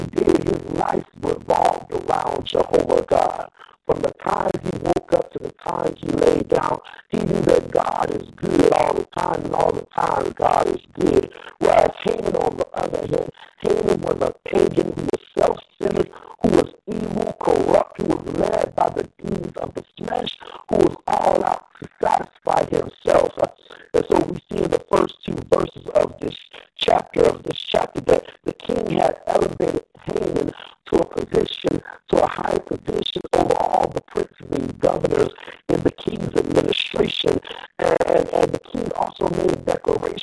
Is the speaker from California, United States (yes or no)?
no; Atlanta, Georgia, United States; in my hometown of Atlanta, Georgia